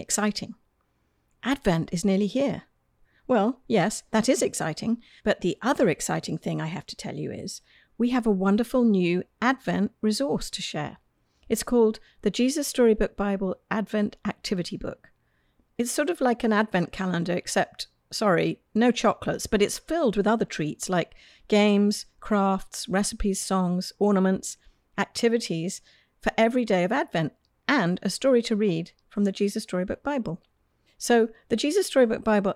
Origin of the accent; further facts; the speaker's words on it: United Kingdom; now in United States; As a Brit first coming to the United States